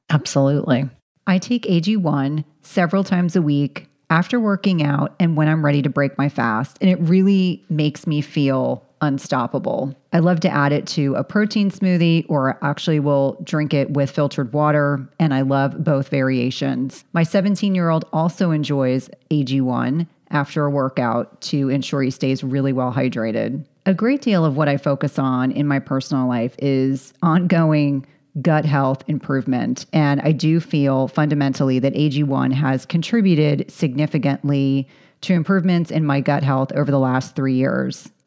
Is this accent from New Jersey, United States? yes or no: yes; central New Jersey, United States; if anyone's familiar with central New Jersey, I grew up at the, at the shore